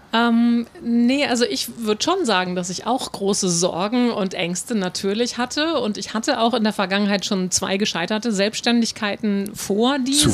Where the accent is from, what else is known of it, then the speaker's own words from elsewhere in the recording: North Frisia, Schleswig-Holstein, Germany; ich bin in Nordfriesland groß geworden